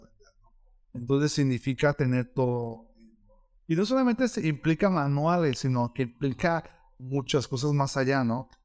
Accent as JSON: {"language": "Spanish", "town": "León", "region": "Guanajuato", "country": "Mexico", "said": "yo soy del León"}